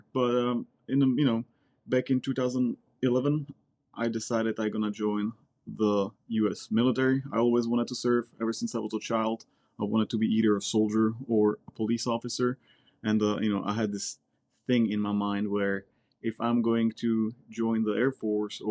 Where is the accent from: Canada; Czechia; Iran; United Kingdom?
Czechia; English is a second language; moved away as an adult; also born or lived in Silicon Valley, United States; now in United States; I'm originally from the Czech Republic. I came over here back in 2006.